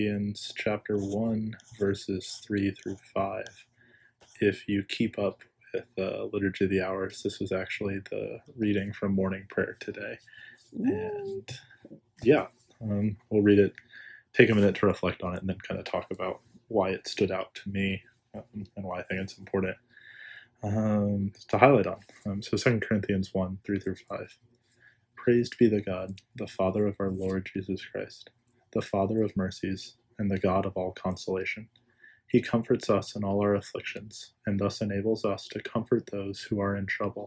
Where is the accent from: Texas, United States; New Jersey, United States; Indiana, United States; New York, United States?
Texas, United States; San Antonio; moved away as an adult; now in College Park, United States; I'm from, born and raised in South Texas. I'm from San Antonio, so I'm a Texan boy at heart.